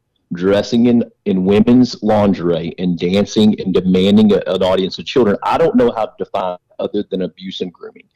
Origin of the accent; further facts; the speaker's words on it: Weatherford, Texas, United States; Weatherford, Texas. Wow. It's about 20 miles west of Fort Worth. It's my hometown. It's where I live